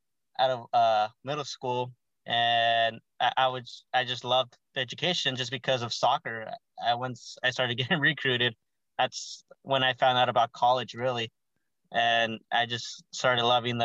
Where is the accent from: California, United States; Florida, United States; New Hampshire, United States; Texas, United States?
California, United States; Gilroy; also born or lived in Hollywood, California / San Francisco, California / Ohio; I was born there, but was raised in the Garlic Capital, which is Gilroy, California.